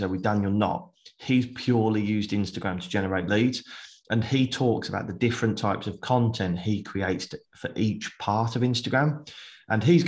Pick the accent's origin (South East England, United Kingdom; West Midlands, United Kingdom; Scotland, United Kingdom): West Midlands, United Kingdom; Birmingham; I'm from Birmingham